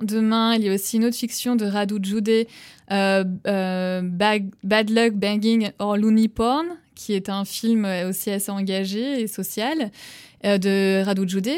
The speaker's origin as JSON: {"language": "French", "town": "Nantes", "region": "Pays de la Loire", "country": "France", "moved": "as an adult", "lives_now": "Romania", "said": "je suis originaire euh, de Nantes"}